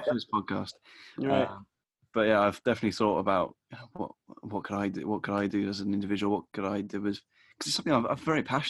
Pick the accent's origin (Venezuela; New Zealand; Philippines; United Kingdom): United Kingdom; England; I'm fully English